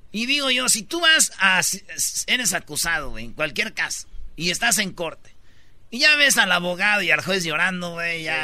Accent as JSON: {"language": "Spanish", "region": "Michoacán", "country": "Mexico", "said": "somos de Michoacán"}